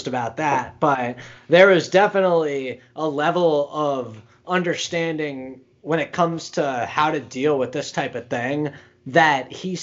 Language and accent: English; United States